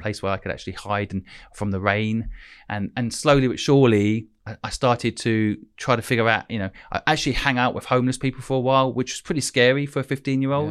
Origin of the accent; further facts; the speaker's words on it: St Neots, East of England, United Kingdom; moved away as an adult; also born or lived in Hong Kong; I basically grew up in a town called St. Neots, um, which is twenty minutes from Cambridge